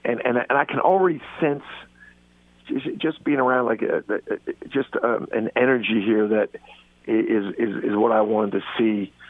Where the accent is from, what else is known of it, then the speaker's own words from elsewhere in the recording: Philadelphia, Pennsylvania, United States; We grew up here in Philly, idolized the Jack Kraft, Howard Porter, Tom Inglesby, Chris Ford, then got into coaching